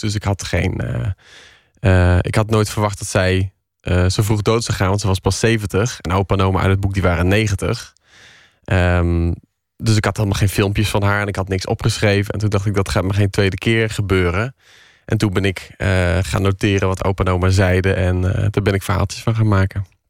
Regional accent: Tilburg, North Brabant, Netherlands; accent: Brabants; ik kom uit Brabant

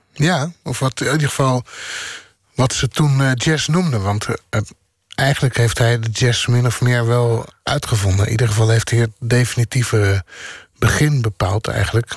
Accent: Bodegraven, South Holland, Netherlands; moved away; also born or lived in The Hague; En ik ben opgegroeid in Bodegraaf. En ik ben daarna vrij snel in Den Haag gaan wonen

